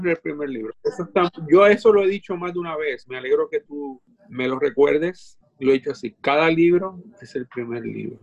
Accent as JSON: {"language": "Spanish", "country": "Puerto Rico", "tie": "born or raised there", "also_born_or_lived": "Dominican Republic"}